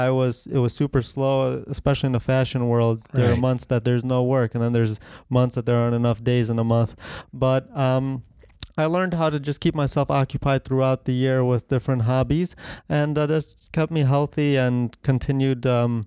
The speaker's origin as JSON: {"language": "English", "region": "Ohio", "country": "United States", "moved": "as an adult", "lives_now": "Connecticut, United States", "said": "And I moved from Ohio to Connecticut right about 18 years old to go to business school in Connecticut."}